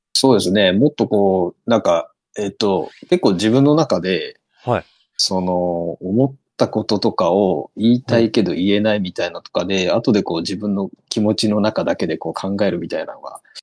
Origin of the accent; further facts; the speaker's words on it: Kitakyushu, Fukuoka, Japan; now in Kagawa, Japan; もともとね、九州で、出身なんですよ。